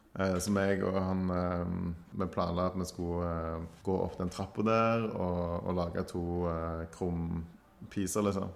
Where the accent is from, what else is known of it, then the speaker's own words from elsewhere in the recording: Stavanger, Rogaland, Norway; her hjemme i Stavanger